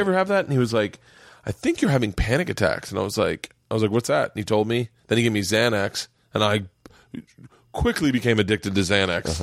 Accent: Florida, United States; growing up in Florida

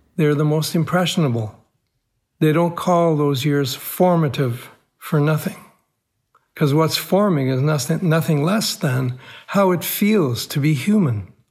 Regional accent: Cairo, Cairo Governorate, Egypt; moved away; my boyhood growing up in Cairo, Egypt, I was born into an Armenian family

